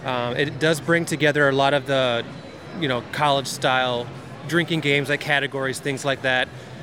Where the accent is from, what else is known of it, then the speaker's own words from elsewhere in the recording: Brandon, South Dakota, United States; I'm from Brandon.